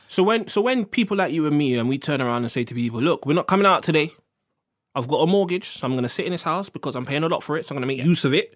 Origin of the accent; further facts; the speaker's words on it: London, United Kingdom; I'm black, I'm from Harlesden